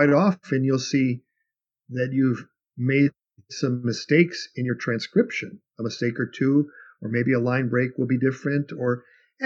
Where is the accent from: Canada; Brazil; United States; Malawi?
United States; Chicago, Illinois; I grew up in Chicago.